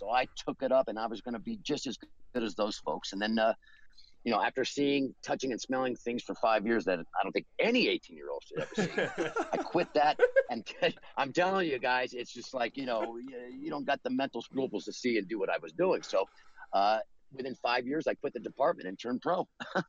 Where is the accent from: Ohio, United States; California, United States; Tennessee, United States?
California, United States; Los Angeles; Well, I'm originally from Los Angeles